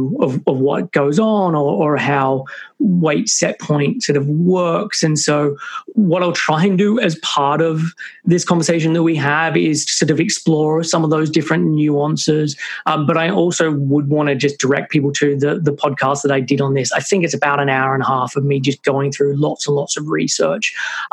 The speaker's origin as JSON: {"language": "English", "town": "Sydney", "region": "New South Wales", "country": "Australia", "moved": "as an adult", "lives_now": "United Kingdom", "said": "I'm originally from Sydney, Australia, but moved to the UK when I was like 21."}